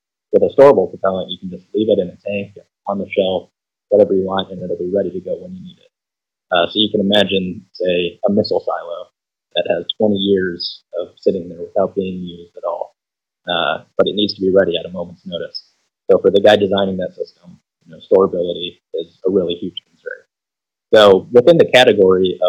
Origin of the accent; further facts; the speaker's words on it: Chicago, Illinois, United States; moved away as an adult; now in West Lafayette, United States; I grew up in the Chicagoland area. That's where I'm from